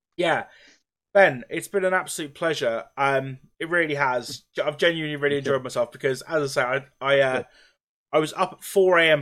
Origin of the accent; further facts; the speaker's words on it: Norwich, East of England, United Kingdom; I'm from Norwich. I'm near Norwich